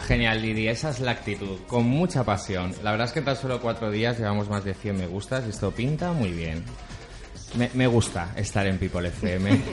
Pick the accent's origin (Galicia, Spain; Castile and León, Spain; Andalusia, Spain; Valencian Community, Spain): Valencian Community, Spain; mi infancia, mi cultura, como buen valenciano que soy